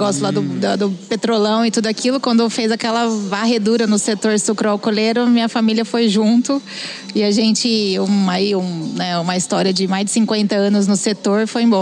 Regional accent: Sertãozinho, São Paulo, Brazil; Sou de Sertãozinho, fica do lado de Ribeirão Preto, cidade quente.

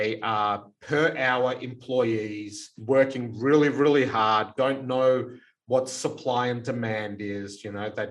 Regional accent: Melbourne, Victoria, Australia; we grew up in the Elsternwick Housing Commission flats here in Melbourne

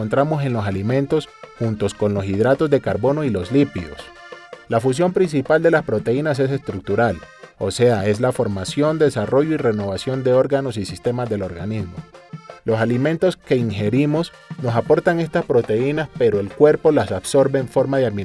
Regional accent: Barbacoa, Colombia; now in Cartagena, Colombia; Yo fui durante muchos años profesor de ciencias naturales allí en el pueblo donde nací, en Barbacoa. Pero por cosas de la vida decidí venirme para Cartagena y resulté metido en todo lo de la cocina.

